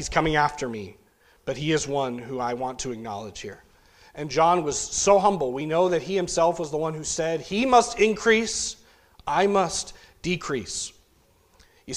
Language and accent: English; New England, United States; growing up in New England